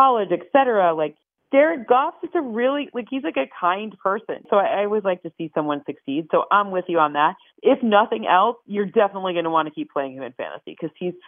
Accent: Michigan, United States; I'm from Michigan

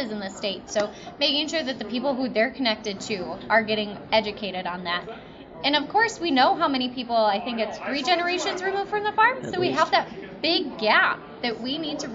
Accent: Delavan, Wisconsin, United States; I was born and bred in Delavan, Darien

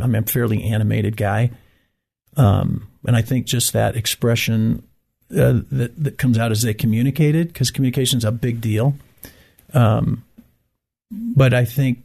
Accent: Great Lakes, United States; moved away as an adult; now in Abilene, United States; I grew up in the Great Lakes

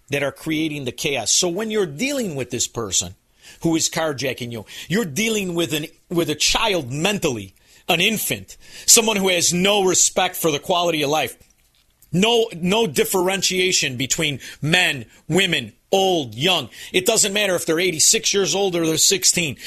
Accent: Chicago, Illinois, United States; also born or lived in Melrose Park, Illinois; now in Florida, United States; I'm from Chicago.

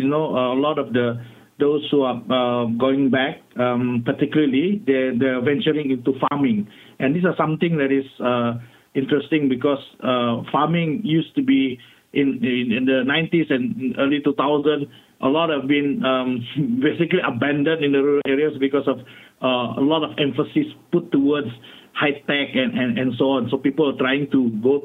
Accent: Sabah, Malaysia; I'm from Sabah

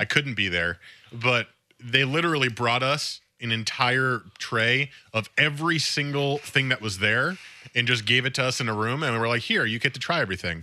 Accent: New Jersey, United States; my home state

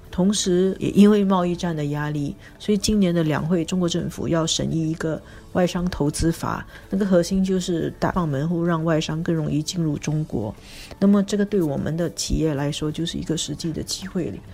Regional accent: Singapore; 作为新加坡人来说

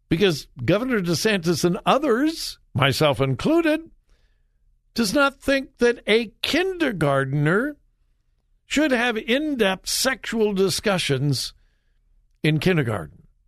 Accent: Southern California, United States; also born or lived in Ohio / Tampa, Florida; now in Columbus, Ohio, United States; I was raised in Southern California, but I've been here in Ohio for, oh, my goodness, I think it's been forty-six years now

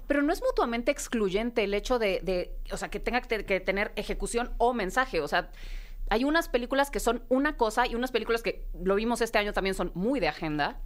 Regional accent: Mexico; como mexicanos

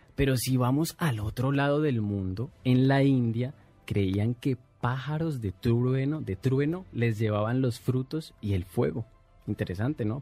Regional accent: Colombia; now in Mexico; desde mi tierra, desde Colombia a través de Internet

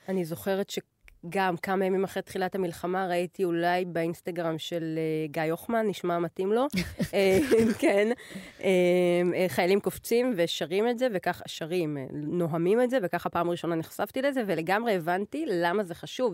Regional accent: Israel; אנחנו כישראלים

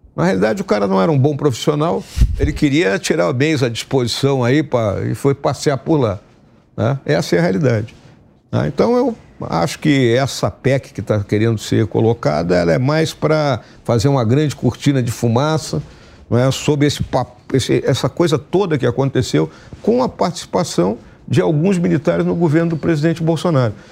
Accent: Rio Grande do Sul, Brazil; lá no meu estado, no Rio Grande do Sul

